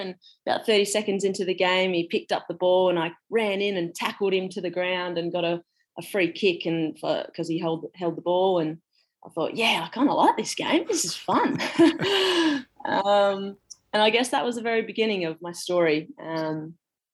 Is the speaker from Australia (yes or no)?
yes; Western Australia, Australia; moved away; I'm from Western Australia originally.